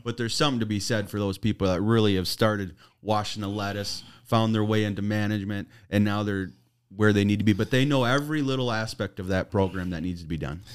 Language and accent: English; Oshkosh, Wisconsin, United States; I'm from Oshkosh